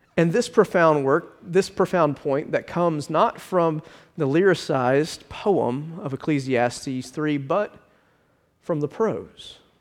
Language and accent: English; Richmond Hill, Georgia, United States; Growing up in Richmond Hill, Uh, my parents used to listen to ninety-seven point three W A E V